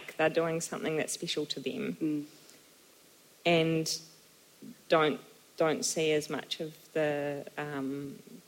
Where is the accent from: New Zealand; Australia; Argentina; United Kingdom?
New Zealand; also born or lived in Germany; I was far from Aotearoa and I missed home